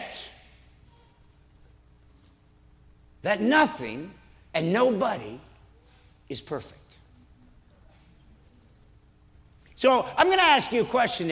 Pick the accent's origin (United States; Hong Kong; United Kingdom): United States; Indiana; moved away; I love Indiana for one reason that I have no control over. I was born here. It's the only state I get to say that. I'm a Hoosier just like you